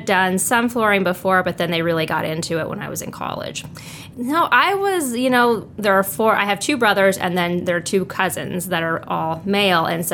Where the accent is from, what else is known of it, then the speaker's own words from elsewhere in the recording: Shickley, Nebraska, United States; now in York, United States; I am from Shickley, which is about 40 minutes south and a little west of York.